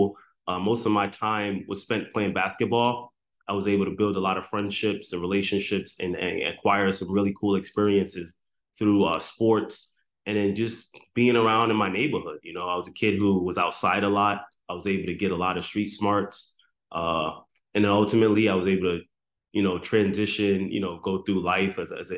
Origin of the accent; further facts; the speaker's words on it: New York City, New York, United States; also born or lived in Antigua and Barbuda; my background growing up, man, I grew up in the South Bronx